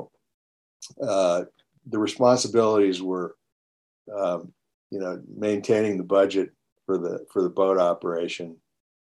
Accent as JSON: {"language": "English", "town": "Long Beach", "region": "California", "country": "United States", "tie": "born or raised there", "said": "I grew up in Long Beach, up in LA County"}